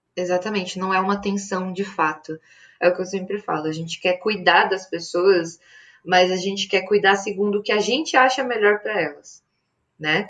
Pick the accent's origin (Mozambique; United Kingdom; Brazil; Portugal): Brazil; North Region; now in São Paulo, Brazil